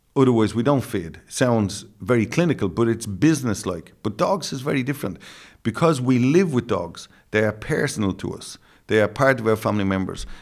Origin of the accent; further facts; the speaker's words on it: Dublin, Leinster, Ireland; accent: Dublin; in my Dublin accent